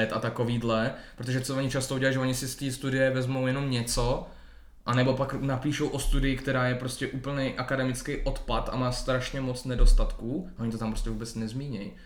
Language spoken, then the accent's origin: Czech; Hradec Králové, Hradec Králové Region, Czechia; Hradec Králové, no, odkud pocházím